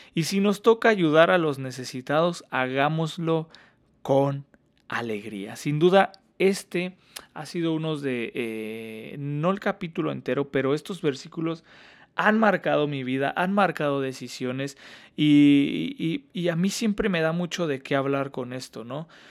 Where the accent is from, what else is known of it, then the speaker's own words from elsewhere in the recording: Hidalgo, Mexico; moved away as an adult; also born or lived in Washington State, United States; now in Washington, United States; yo soy del centro de México, para ser más exactos de Hidalgo